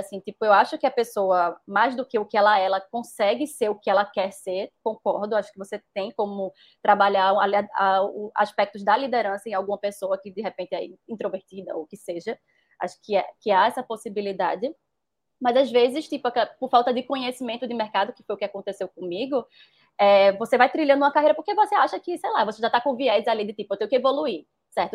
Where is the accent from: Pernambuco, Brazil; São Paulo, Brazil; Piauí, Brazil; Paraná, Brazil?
Pernambuco, Brazil; Recife; eu sou nordestina, pernambucana, recifense, moro no lugar que eu mais amo no mundo, que é Recife